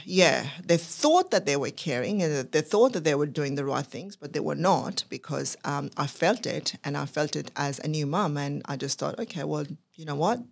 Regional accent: Pakistan; moved away as an adult; now in Australia; I was actually born and brought up in Pakistan

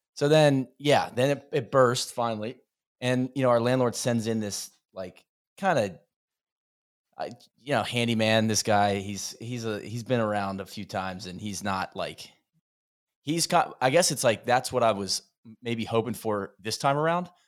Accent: Florida, United States; moved away; I come from Florida

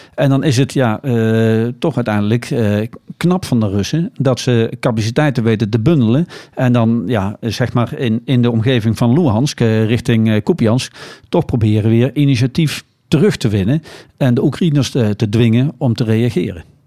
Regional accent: Nijmegen, Gelderland, Netherlands; het is toch mijn thuisstad

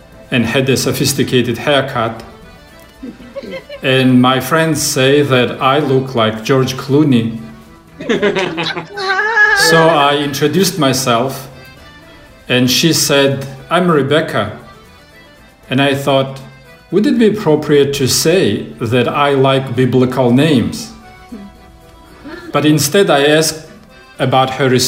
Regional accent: Russia; moved away as an adult; now in United States; I'm from Russia

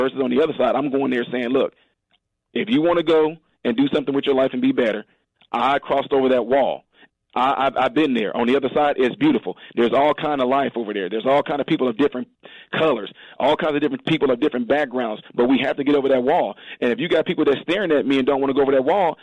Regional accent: Decatur, Illinois, United States; also born or lived in Chicago; We lived a little bit in Chicago, and then we moved down to what we call Baby Chicago, which is Decatur

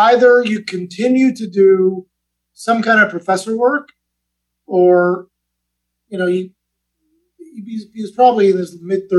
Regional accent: Iran; also born or lived in Manchester, England; I mean, I was born in England, but we're from Iran. We lived in, I lived in Iran for 5 years.

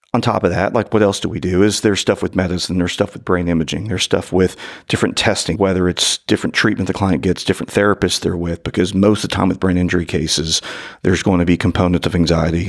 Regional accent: northern Kentucky, United States; born or raised there

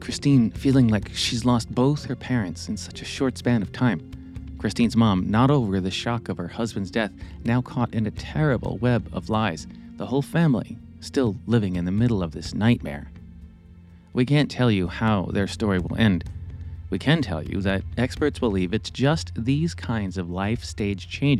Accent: New Jersey, United States; where I grew up in New Jersey

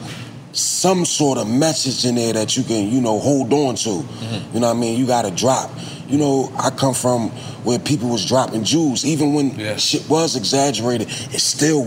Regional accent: Philadelphia, Pennsylvania, United States; I'm from South Philly.

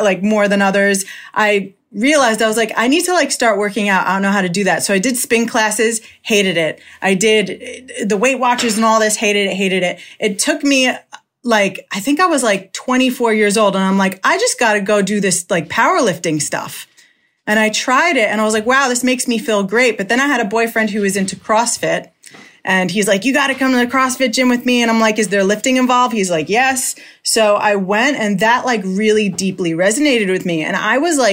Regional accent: Long Island, New York, United States; I'm from Long Island

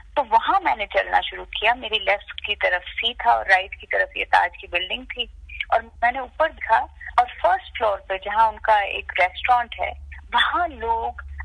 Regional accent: Jammu and Kashmir, India; now in Mumbai, India; मैं कश्मीर से हूँ I have lived in Kashmir through the violence through the years of terrorism

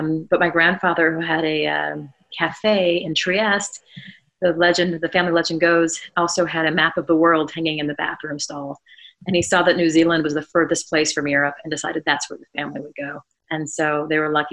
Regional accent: Silver Spring, Maryland, United States; moved away as an adult; also born or lived in Wisconsin; I grew up in Silver Spring, Maryland

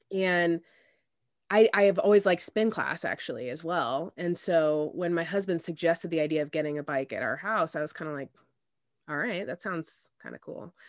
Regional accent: Indianapolis, Indiana, United States; also born or lived in Denver, Colorado; Indianapolis, um, which is where I am, I'm from. Um, but I was born out there and they moved back here when I was, um, when I was about four.

